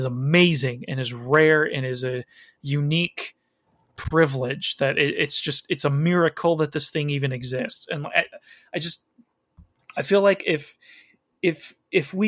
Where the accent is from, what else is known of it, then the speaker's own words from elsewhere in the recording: Chicago, Illinois, United States; I was born in the Chicago area